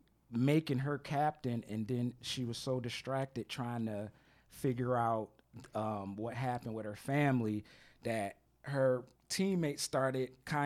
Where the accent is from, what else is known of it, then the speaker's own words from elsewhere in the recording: Philadelphia, Pennsylvania, United States; I'm from Philadelphia.